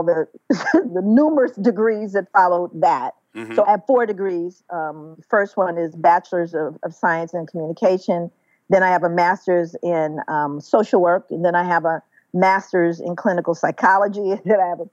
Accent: Los Angeles, California, United States; feeling and seeing the struggles growing up in South Central Los Angeles

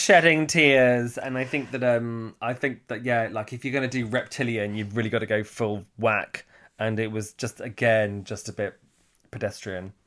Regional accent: Hertfordshire, East of England, United Kingdom; accent: posh; I sound a bit posh for where I'm from and from Hertfordshire

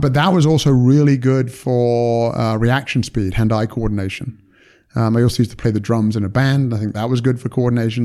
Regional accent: United Kingdom; moved away as an adult; now in United States; I'm British and, and, you know, from the U K

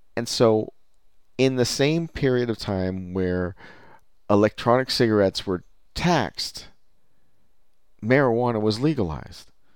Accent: California, United States; as a Californian

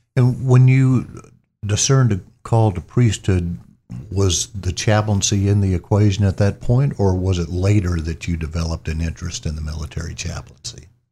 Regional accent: Columbus, Mississippi, United States; was born and raised in Columbus, Mississippi

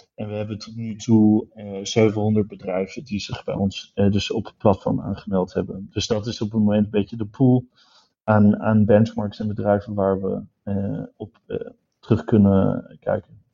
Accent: Düsseldorf, North Rhine-Westphalia, Germany; moved away; ik, ben in Düsseldorf opgegroeid, dus ik kom uit het Roergebied, Noord-Rijn-Westfalen

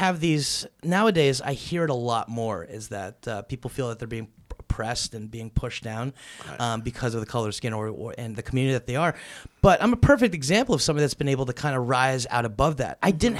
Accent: Sussex County, New Jersey, United States; also born or lived in Paterson, New Jersey; I grew up in Jersey, man.

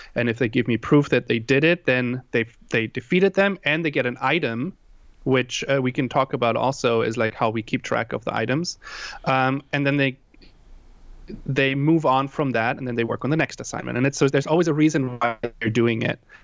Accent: Germany; also born or lived in Hawaii; now in San Diego, United States; I am originally from Germany. That's why I have that weird, uh, uh, what, what would you call it, accent

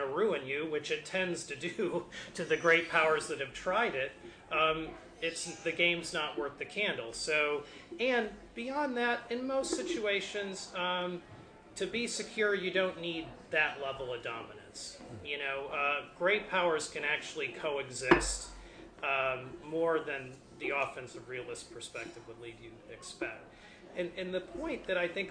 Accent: United States

